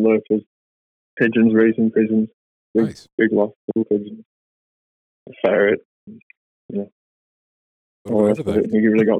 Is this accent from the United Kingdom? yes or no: yes; the north of England, United Kingdom; moved away as an adult; now in Canada; from England, the north of England.